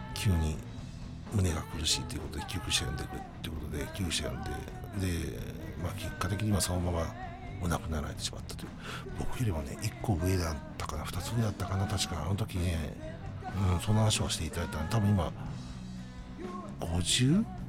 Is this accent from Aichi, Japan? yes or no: yes; Nagoya, Aichi, Japan; 僕は名古屋人、名古屋に住んでおりますんで